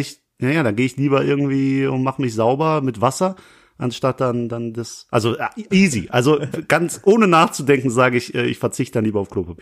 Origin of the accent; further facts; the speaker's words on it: Langweiler, Germany; also born or lived in Essen; Ich komme aus Langweiler, da wohne ich